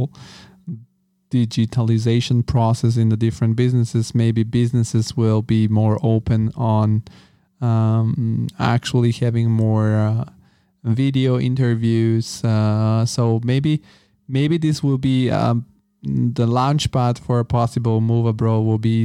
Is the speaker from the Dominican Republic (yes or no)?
no; Bulgaria; I'm from Bulgaria